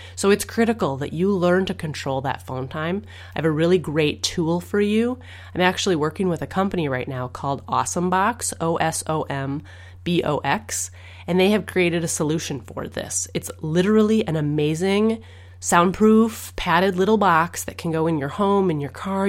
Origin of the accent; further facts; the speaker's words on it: Minnesota, United States; I'm from Minnesota